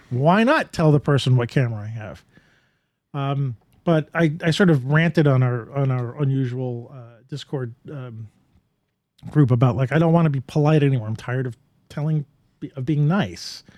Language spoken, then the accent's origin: English; New York, United States; being a New Yorker